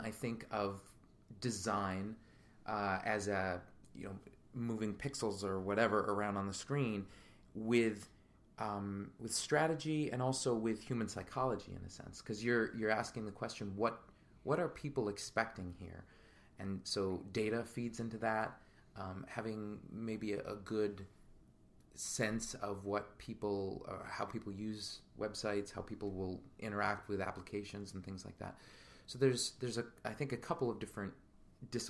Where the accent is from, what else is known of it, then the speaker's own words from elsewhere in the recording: Capital District, New York, United States; also born or lived in Philadelphia; we grew up in the Capital District